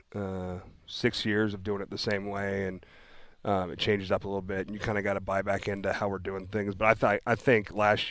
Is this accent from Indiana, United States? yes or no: yes; Indianapolis, Indiana, United States; also born or lived in Kansas City, Missouri / Kentucky (family); I moved to Indy when I was 8 years old